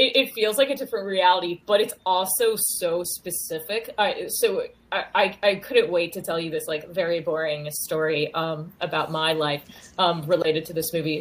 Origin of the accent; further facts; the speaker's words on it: North Carolina, United States; moved away as an adult; also born or lived in Chicago / Boston; now in New York, United States; I grew up in North Carolina